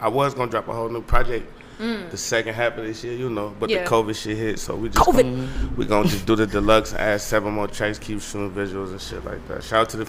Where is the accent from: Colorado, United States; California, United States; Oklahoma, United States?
California, United States; Oakland; also born or lived in Atlanta; now in Las Vegas, United States; I'm from East Oakland.